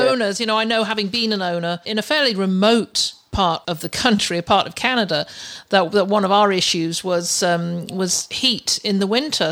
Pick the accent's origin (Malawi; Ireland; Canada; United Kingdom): United Kingdom; I'm I'm a Brit- I'm British.